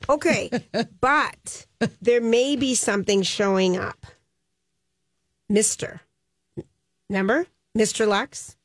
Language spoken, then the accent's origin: English; Minnesota, United States; We're from Minnesota